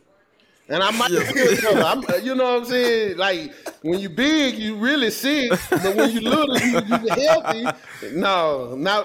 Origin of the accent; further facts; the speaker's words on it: the South, United States; moved away; I grew up in the South